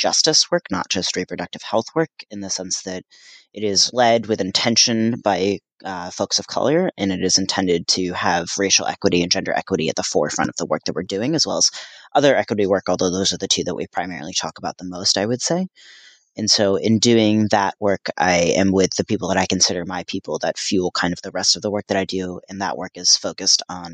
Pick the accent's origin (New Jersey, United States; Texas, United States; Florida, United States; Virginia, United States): New Jersey, United States; also born or lived in Paraguay; now in Boston, United States; I consider myself from Paraguay, although I was raised in New Jersey